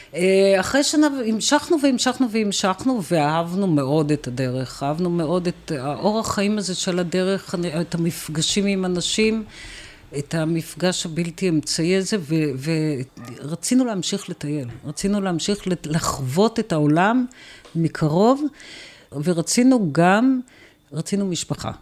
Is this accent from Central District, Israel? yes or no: no; Tel Aviv, Tel Aviv District, Israel; moved away as an adult; גדלתי ברמת אביב